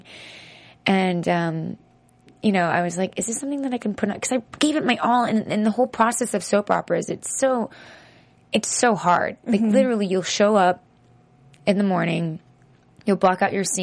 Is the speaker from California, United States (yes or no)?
yes; San Francisco, California, United States; I grew up in San Francisco